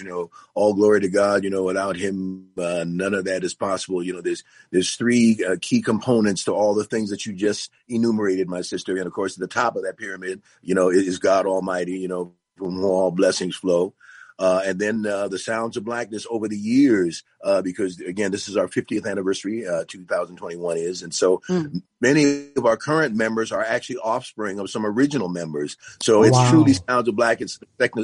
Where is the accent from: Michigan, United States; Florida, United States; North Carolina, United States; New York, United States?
New York, United States; Yonkers; now in Minneapolis, United States; I'm a proud native, actually born and raised in Yonkers, New York